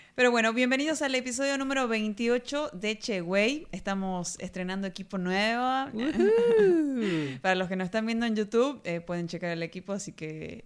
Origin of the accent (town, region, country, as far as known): Argentina